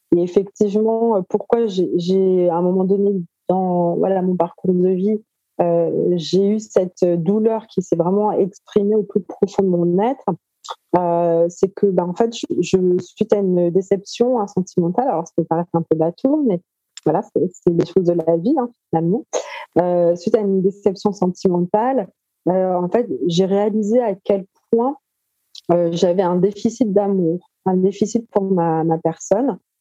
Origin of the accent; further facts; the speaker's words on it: Paris, Île-de-France, France; Moi, je suis née en France, à Paris, et je continue de vivre à Paris.